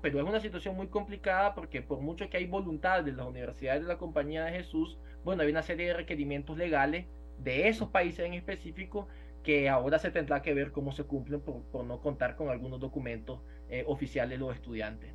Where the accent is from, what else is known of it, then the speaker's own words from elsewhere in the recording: Nicaragua; moved away; vamos a volver a Nicaragua